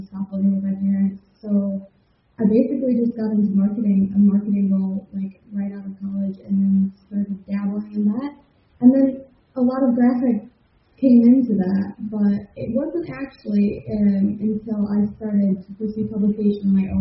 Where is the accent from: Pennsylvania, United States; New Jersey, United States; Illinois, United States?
Illinois, United States; Chicago; now in Liverpool, United Kingdom; I'm from Chicago, Illinois, born and bred, and then I've lived all over the world. I'm currently broadcasting to you from Liverpool, United Kingdom